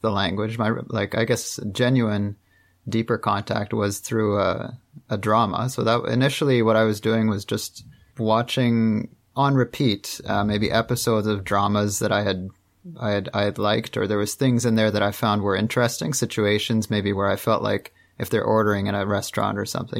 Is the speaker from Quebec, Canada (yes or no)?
no; just outside of Toronto, Ontario, Canada; also born or lived in Montreal; I'm from Canada. I'm from uh, just outside of Toronto